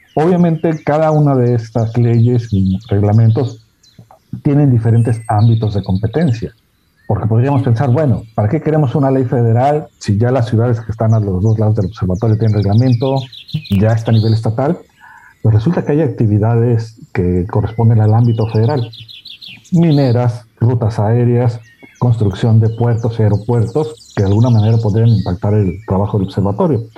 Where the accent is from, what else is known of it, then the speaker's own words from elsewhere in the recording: Hermosillo, Sonora, Mexico; yo soy del desierto de Hermosillo, Sonora